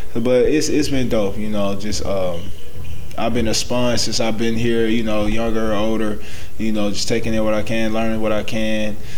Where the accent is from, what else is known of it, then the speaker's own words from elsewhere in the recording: Atlanta, Georgia, United States; moved away as an adult; also born or lived in Florida / Texas / Toronto; been in Atlanta all my life